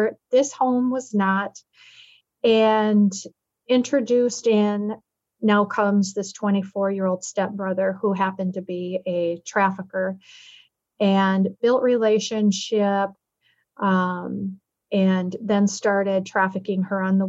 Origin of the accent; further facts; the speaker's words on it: Minneapolis, Minnesota, United States; growing up in Minneapolis, my childhood